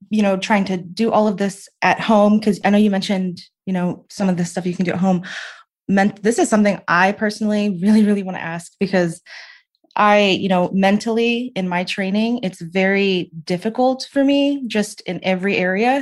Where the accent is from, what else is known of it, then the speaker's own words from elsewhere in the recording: the South, United States; I'm from the South. We're not used to layers